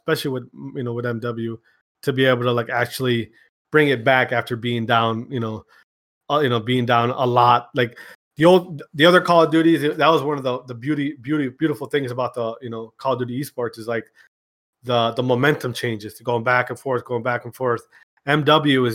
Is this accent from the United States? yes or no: yes; Wisconsin, United States; I'm from Wisconsin